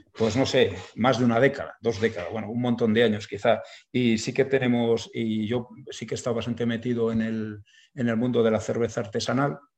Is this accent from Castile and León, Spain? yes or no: yes; Burgos, Castile and León, Spain; somos de Burgos